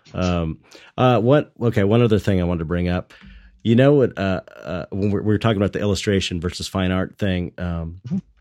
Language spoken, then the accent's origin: English; Los Angeles, California, United States; I grew up in San Pedro, which is like blue collar longshoreman town.